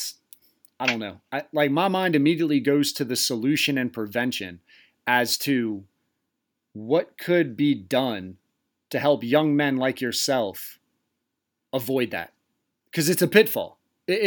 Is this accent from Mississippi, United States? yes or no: no; Tall Pines trailer park, near Cool Springs and Belltown, Delaware, United States; born or raised there